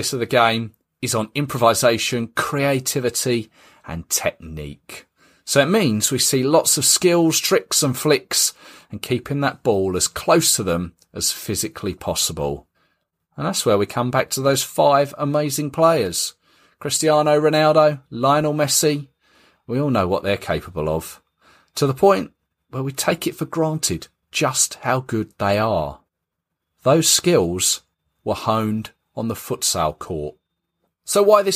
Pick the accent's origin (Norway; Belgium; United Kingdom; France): United Kingdom; England; as an Englishman